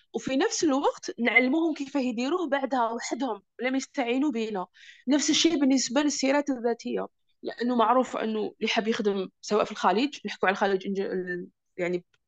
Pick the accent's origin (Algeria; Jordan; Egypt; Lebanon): Algeria; moved away as an adult; also born or lived in Russia; now in Germany; عندنا في الجزائر